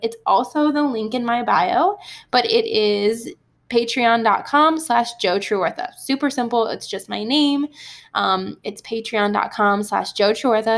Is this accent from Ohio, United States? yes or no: yes; Ohio, United States; growing up in Ohio for a bit